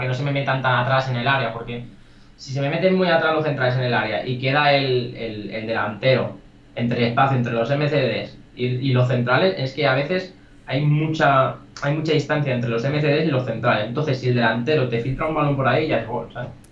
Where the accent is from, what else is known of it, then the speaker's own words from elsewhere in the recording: El Vendrell, Tarragona, Catalonia, Spain; yo soy de Vendréis, soy un pueblo de Tarragona